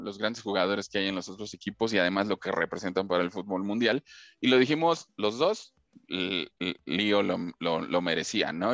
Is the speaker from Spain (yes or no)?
no; Mexico